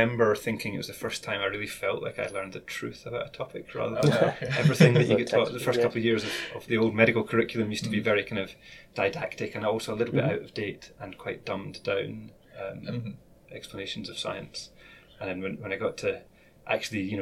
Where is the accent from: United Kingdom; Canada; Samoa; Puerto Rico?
United Kingdom; Glasgow, Scotland; also born or lived in Paisley; now in Edinburgh, United Kingdom; I went to school in Glasgow, and then I moved away from Glasgow when I was 17. And I've lived in Edinburgh for most of the rest of that time.